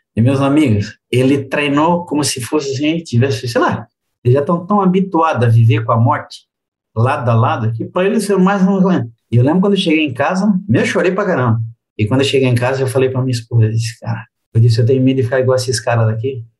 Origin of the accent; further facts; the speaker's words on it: Republic of the Congo; moved away; also born or lived in Europe; eu sou da República do Congo, que é os franceses.